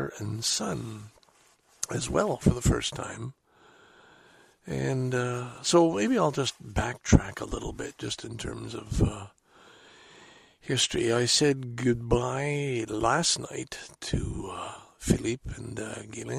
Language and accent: English; Salaberry-de-Valleyfield, Quebec, Canada; also born or lived in Scarborough, Toronto; now in Toronto, Canada; Valleyfield is, of course, my hometown